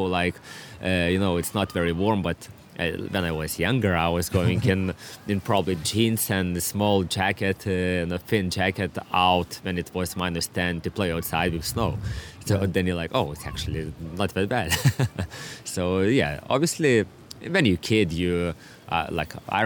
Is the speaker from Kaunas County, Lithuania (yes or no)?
no; Klaipėda, Klaipėda County, Lithuania; English is a second language; moved away as an adult; also born or lived in Vilnius, Lithuania; now in Devonport, Australia; before 15 years old, I was living all my life in my hometown, Klaipėda.